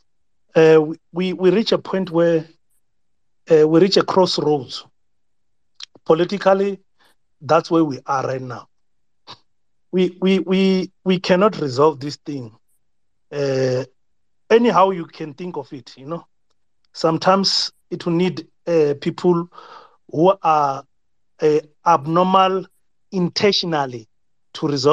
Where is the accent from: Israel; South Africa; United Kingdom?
South Africa; us as South African